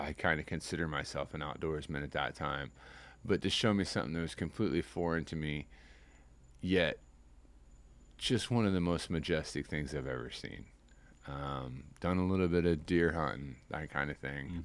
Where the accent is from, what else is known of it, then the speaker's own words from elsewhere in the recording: Midwest, United States; moved away as an adult; now in Tampa Bay, United States; I grew up in the Midwest